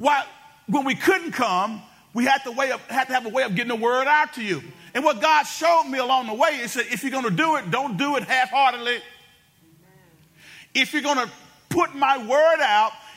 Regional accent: Benton, Louisiana, United States; I was from Benton before it was cool to be from Benton

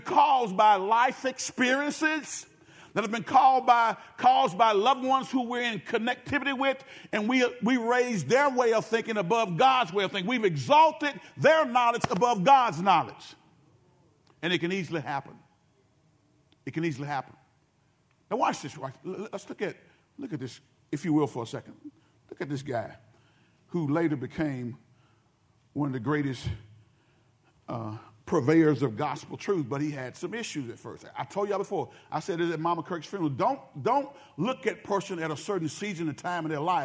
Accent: Benton, Louisiana, United States; from the town of Benton, Louisiana. I was from Benton before

